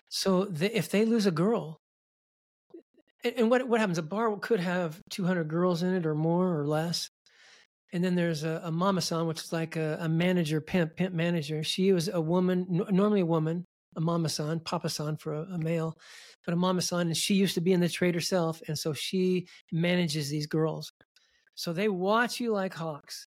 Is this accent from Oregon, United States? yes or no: yes; Milwaukie, Oregon, United States; I grew up in Milwaukee, Oregon, just outside of Portland.